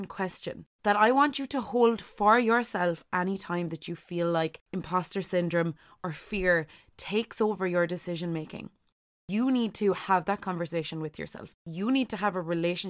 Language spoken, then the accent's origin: English; Ireland; as Irish people